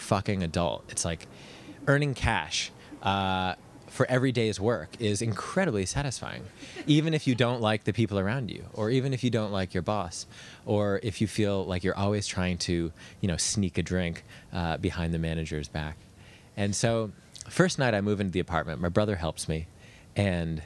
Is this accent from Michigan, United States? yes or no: no; New York, United States; I grew up in New York.